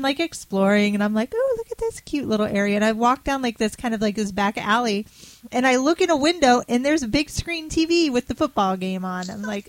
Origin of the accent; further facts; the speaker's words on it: Florida, United States; No, I'm from Florida.